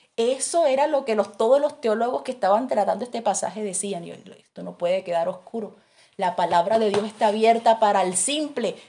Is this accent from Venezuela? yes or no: no; Barranquilla, Atlántico, Colombia; moved away; yo soy de Barranquilla